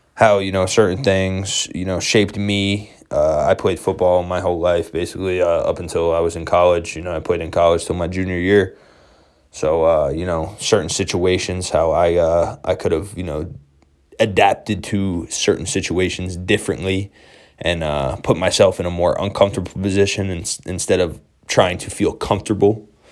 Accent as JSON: {"language": "English", "region": "New York", "country": "United States", "tie": "born or raised there", "said": "born and raised in New York State"}